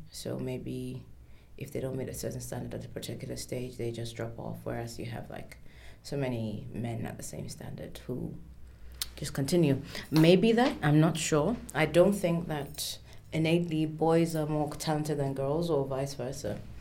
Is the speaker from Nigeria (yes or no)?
yes; Nigeria; I'm Nigerian